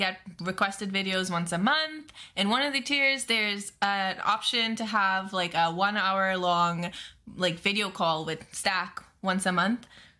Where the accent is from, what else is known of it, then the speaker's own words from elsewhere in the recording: Trinidad & Tobago; I'm Trinidadian. I speak French and Spanish and English.